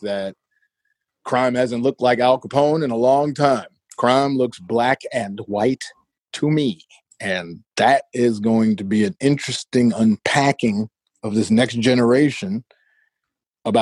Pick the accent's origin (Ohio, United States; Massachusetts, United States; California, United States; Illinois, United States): Illinois, United States; Chicago; I come from the ghetto of Chicago, man. I'm from Inglewood with an E, not an I.